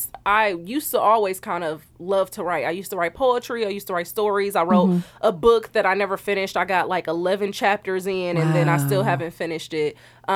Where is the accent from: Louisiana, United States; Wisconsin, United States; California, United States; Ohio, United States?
Wisconsin, United States; Milwaukee; I was born and raised in Milwaukee, Wisconsin. And I went to Milwaukee High School of the Arts